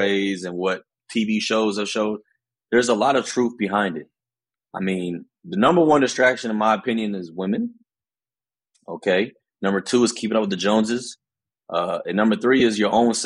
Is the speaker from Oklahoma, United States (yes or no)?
yes; Norman, Oklahoma, United States; Growing up in Norman, growing up biracial